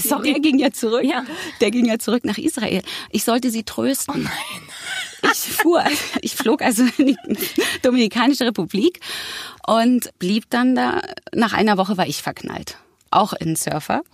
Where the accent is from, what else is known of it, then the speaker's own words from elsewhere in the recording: Berlin, Germany; geboren in Berlin-Mitte. Das war mein Kiez